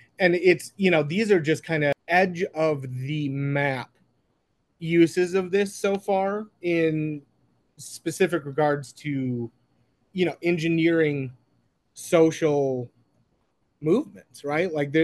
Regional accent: Minneapolis, Minnesota, United States; I'm from Minneapolis

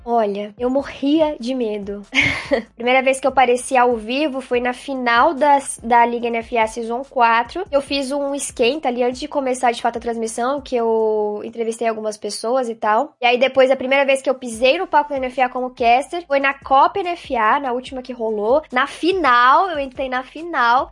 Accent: Barra Velha, Santa Catarina, Brazil; also born or lived in Joinville; Eu nasci em Joinville, mas a gente morou sempre em Barra Velha, do ladinho

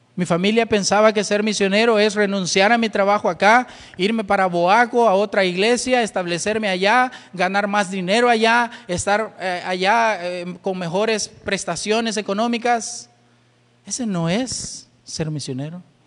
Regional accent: El Salvador; somos de una iglesia bautista, iglesia bautista Manuel. Y de verdad, ¿y dónde queda esa iglesia? Ah, somos del Salvador

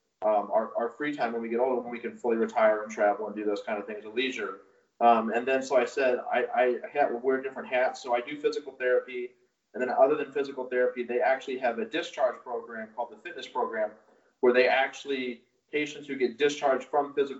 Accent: St. Louis, Missouri, United States; born and raised in St. Louis

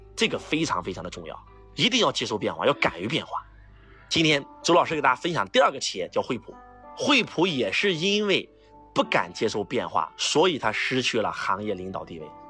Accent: Henan, China; 我们河南人被称为中原人士

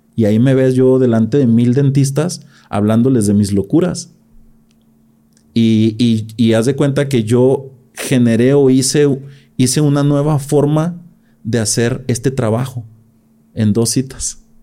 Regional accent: Gómez Farías, Jalisco, Mexico; de las primeras generaciones de profesionistas en mi pueblo, en Gómez Farías

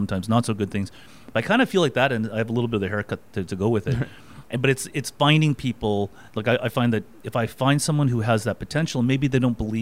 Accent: Burnaby, British Columbia, Canada; I grew up in Burnaby, just outside of Vancouver.

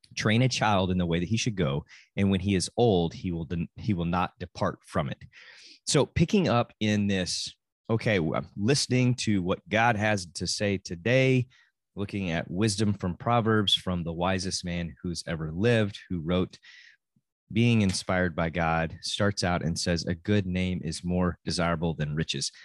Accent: Amarillo, Texas, United States; I'm from Amarillo, Texas

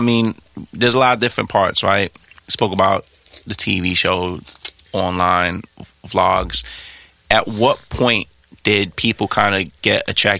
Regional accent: Trinidad & Tobago; I'm Trini. So I used to have a bunch of cousins in Trinidad

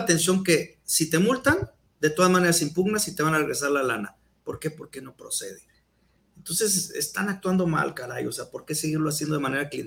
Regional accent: Mexico; idiosincrasia que tenemos como mexicanos

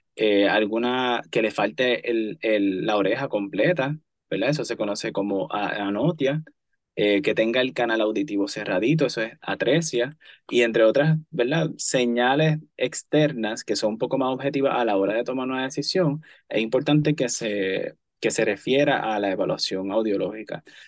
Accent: Cayey, Puerto Rico; soy, antes que todo, callellano. callellano. Crecí en Calle, eh, estudié en Calle y sirvo en el pueblo de Calle principalmente.

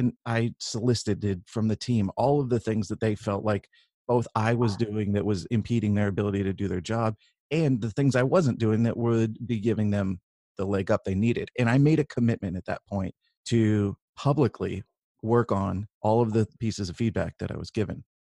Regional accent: California, United States; And I grew up in Northern California with, you know, kind of a liberal outlook from my parents

